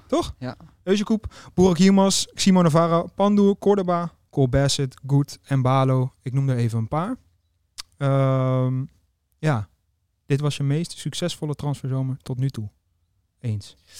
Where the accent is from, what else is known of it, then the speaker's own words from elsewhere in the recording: Netherlands; ook als Nederlander zijn